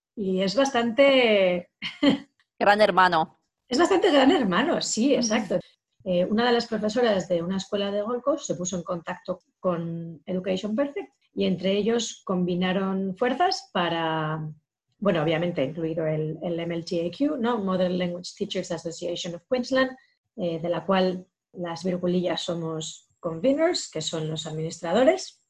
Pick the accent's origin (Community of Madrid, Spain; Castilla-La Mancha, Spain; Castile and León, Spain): Castile and León, Spain; Soria; moved away; una chica soriana de mi tierra